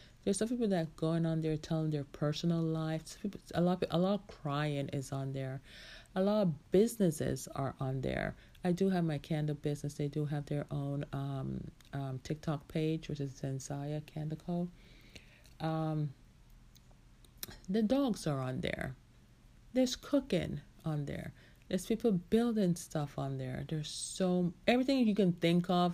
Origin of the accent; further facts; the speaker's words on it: United States; I was growing up in the United States